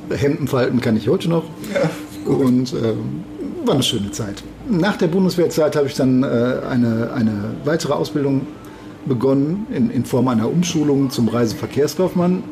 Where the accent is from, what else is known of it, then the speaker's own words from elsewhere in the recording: Gevelsberg, North Rhine-Westphalia, Germany; moved away as an adult; now in Düsseldorf, Germany; gebürtig aus Gevelsberg, also nicht aus Düsseldorf